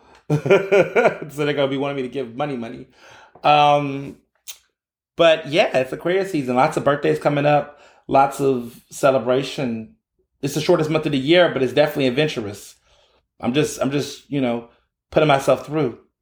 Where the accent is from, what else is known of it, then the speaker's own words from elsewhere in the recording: Houston, Texas, United States; also born or lived in Chicago; now in Philadelphia, United States; I grew up in Houston